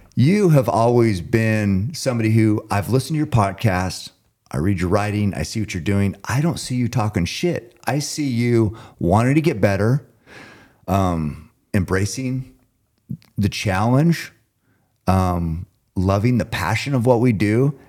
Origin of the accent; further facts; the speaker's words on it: Oregon, United States; I'm from Oregon